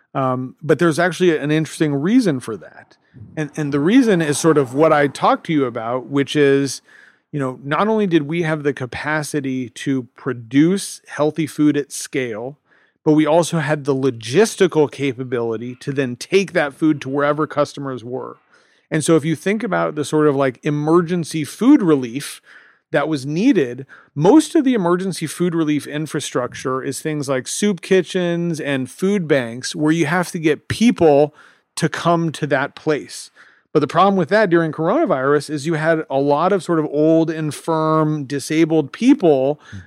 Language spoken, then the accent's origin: English; Los Angeles, California, United States; I'm an American from Los Angeles.